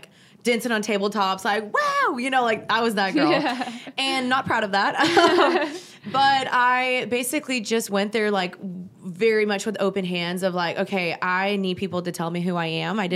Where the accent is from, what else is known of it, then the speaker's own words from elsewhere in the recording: United States; My parents are both immigrants. My dad's from Germany. My mom's from Guatemala. And I was born in the States